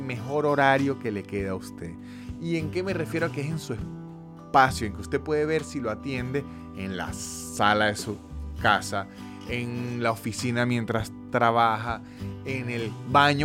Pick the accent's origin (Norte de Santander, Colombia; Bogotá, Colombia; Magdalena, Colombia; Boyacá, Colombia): Norte de Santander, Colombia; Cúcuta; de niño, en Cúcuta, una ciudad hiper comercial de Colombia, frontera con Venezuela